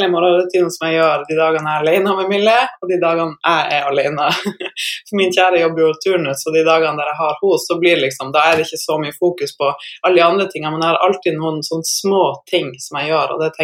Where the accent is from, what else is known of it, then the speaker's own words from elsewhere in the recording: Northern Norway, Norway; ja, jeg er en nordlending som eh, tidligere levde av å spille basket.